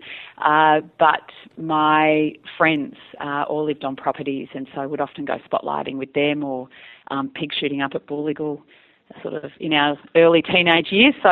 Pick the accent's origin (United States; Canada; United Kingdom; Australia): Australia; my cousins in the city had access to things that we didn't in the country